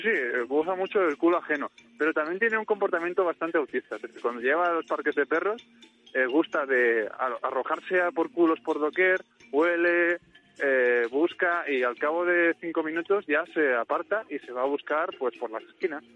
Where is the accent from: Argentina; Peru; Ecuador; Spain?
Spain; Manises, Valencian Community; un mítico cartel de mi pueblo